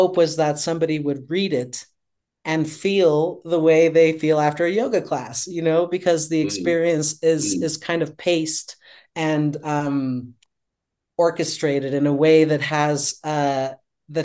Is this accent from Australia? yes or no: no; Colombia; now in New York City, United States; I grew up in Colombia during the 80s and 90s